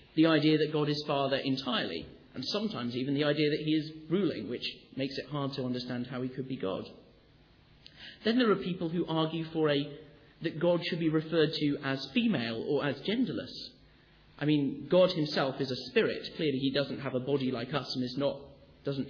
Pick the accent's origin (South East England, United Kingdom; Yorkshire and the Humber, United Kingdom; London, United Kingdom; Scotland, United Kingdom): Yorkshire and the Humber, United Kingdom; Sheffield; I come from Sheffield